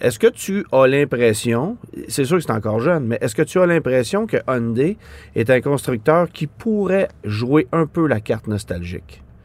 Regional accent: Quebec, Canada; chez nous au Québec

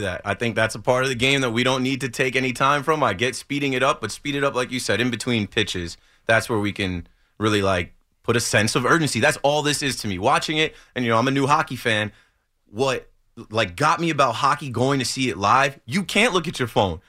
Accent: Ocean Township, New Jersey, United States; from Ocean Township High School

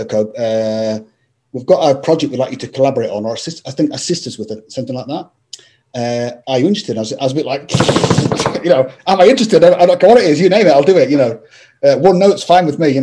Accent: Scotland, United Kingdom; I'm from Scotland

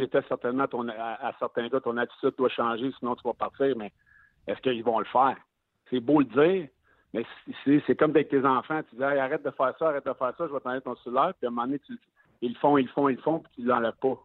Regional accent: Quebec City, Quebec, Canada; je suis né à Québec.

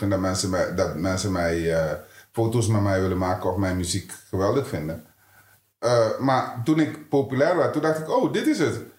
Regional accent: Netherlands; Of ik, ben, ik ben ook Nederlander.

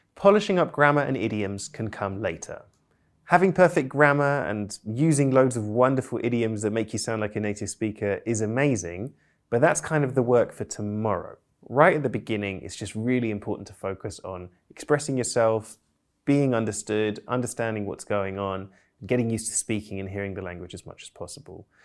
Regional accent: United Kingdom; I'm British polyglot

